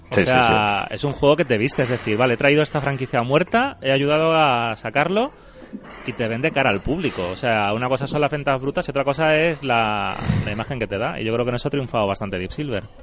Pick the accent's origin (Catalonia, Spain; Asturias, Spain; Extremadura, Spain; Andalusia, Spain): Andalusia, Spain; accent: Andalusian; Si están mis amigos de Jerez, tengo acento andaluz y si no, tengo acento neutro.